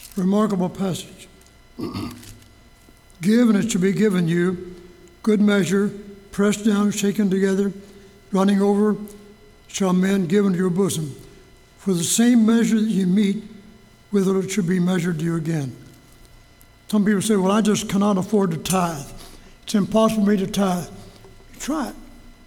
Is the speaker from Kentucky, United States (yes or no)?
yes; Louisville, Kentucky, United States; Church I grew up in Louisville, Walnut Street Baptist Church.